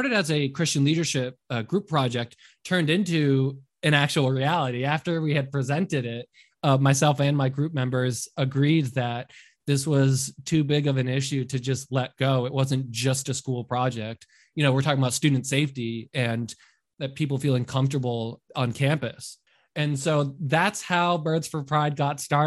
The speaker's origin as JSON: {"language": "English", "town": "Boston", "region": "Massachusetts", "country": "United States", "tie": "born or raised there", "moved": "as an adult", "lives_now": "Fresno, United States", "said": "I'm actually born and raised in Boston, Massachusetts."}